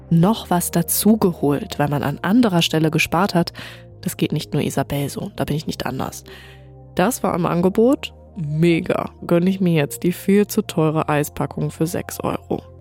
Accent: Lower Saxony, Germany; born there; also born or lived in Leipzig; Als gebürtige Ostfriesin ist das halt völlig normal, dass du mit dem Fahrrad überall hinfährst.

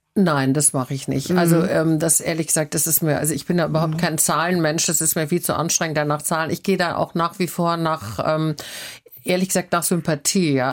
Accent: Southern Germany, Germany; now in Hamburg, Germany; ich komme aus Süddeutschland und meine, meine sehr strenge bayerische Großmutter

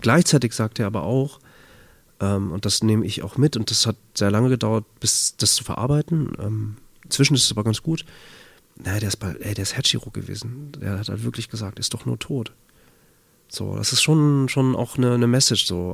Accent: Bad Oeynhausen, North Rhine-Westphalia, Germany; now in Hamburg, Germany; In Bad Oeynhausen. Kleiner Kurort, äh, nördliches Nordrhein-Westfalen. Das ist meine Heimat, da bin ich aufgewachsen.

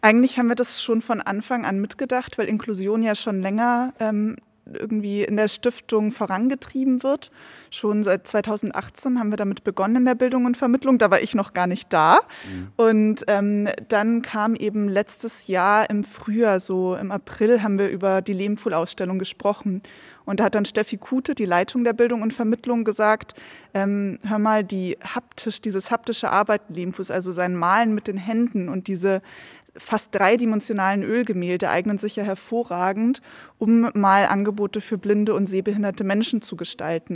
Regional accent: Bavaria, Germany; moved away as an adult; also born or lived in Regensburg / Edinburgh, Scotland / Scottish Highlands; Ich bin ja eigentlich Bayerin, sozusagen hier hochgewandert

